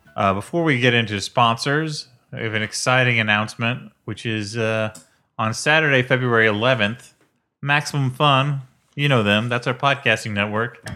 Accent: Illinois, United States; now in New York, United States; I come from Illinois

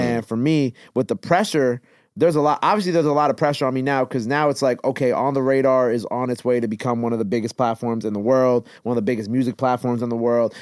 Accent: Long Island, New York, United States; also born or lived in Queens, New York; early years it was in Queens. Then I did most of my school out in Long Island.

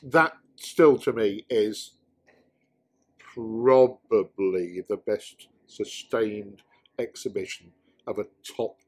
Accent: United Kingdom; as a British motorcycle fan

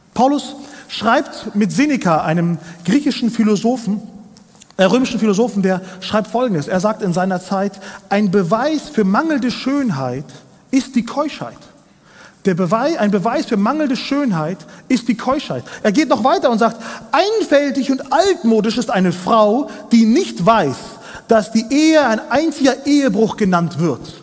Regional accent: Kazakhstan; moved away; ich komme aus Kasachstan, aus einer kleinen Provinz, ein bisschen weiter östlich von Deutschland.

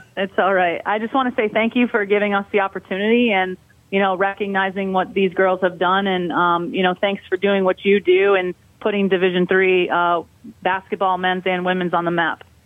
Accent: Albany, New York, United States; moved away as an adult; I'm originally from Albany, New York, and all my family is still there

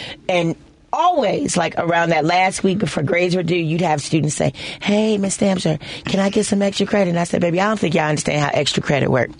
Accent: Chicago, Illinois, United States; I'm originally from Cabrini Green, USA

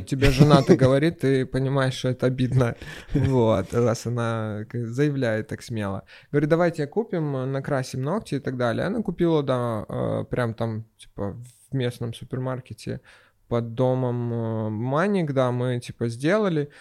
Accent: Sevastopol, Ukraine; мороженое даже ел а, в детстве в Севастополе

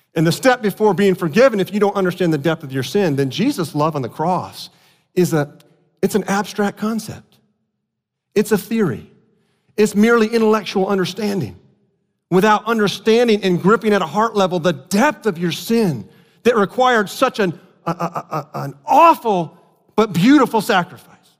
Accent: South Florida, United States; moved away; I grew up in South Florida.

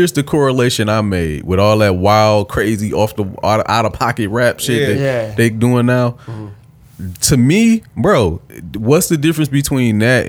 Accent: Detroit, Michigan, United States; I grew up on the East Side of Detroit in multiple areas.

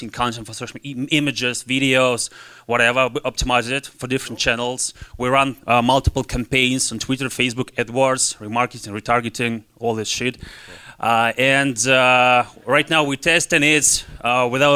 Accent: Russia; English is a second language; moved away; I came from Russia.

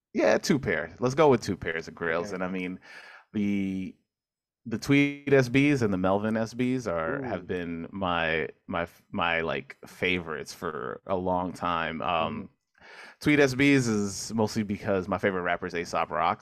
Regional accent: New York City, New York, United States; also born or lived in Manhattan; I grew up in Queens, Corona Queens.

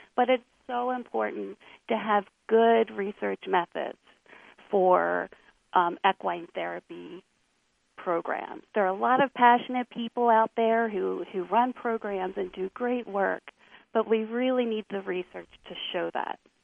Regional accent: Lancaster County, Pennsylvania, United States; also born or lived in Philadelphia suburbs; I grew up in Lancaster County, Pennsylvania

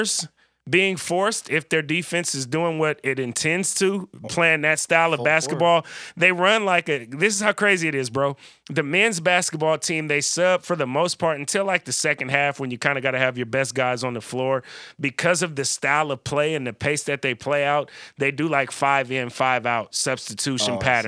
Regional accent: California, United States; now in Pacific Northwest, United States; I'm from California

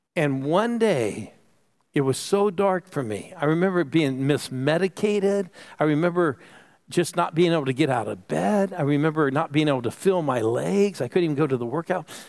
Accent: Phoenix, Arizona, United States; I'm from Phoenix

